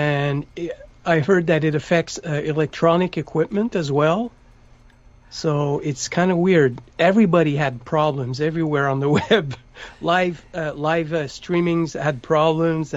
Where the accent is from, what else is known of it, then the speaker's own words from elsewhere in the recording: Montreal, Quebec, Canada; first language French; English is a second language; I was born in Montreal, Quebec, and French is my first language.